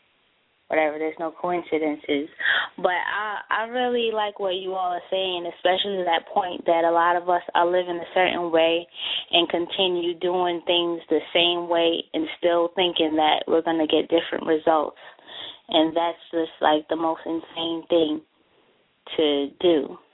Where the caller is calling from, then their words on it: Baltimore, Maryland, United States; I'm calling from Baltimore, Maryland.